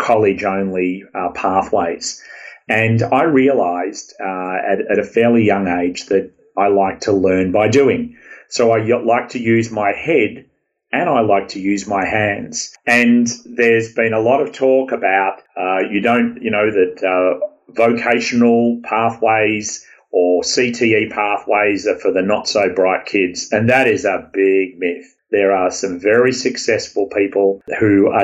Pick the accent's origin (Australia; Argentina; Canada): Australia; accent: Aussie; now in California, United States; my Aussie accent